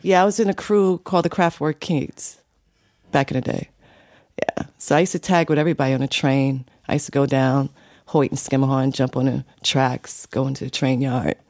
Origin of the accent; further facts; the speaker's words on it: New York City, New York, United States; also born or lived in Bronx, New York; I was born in the Bronx, but I was raised in Harlem in Brooklyn.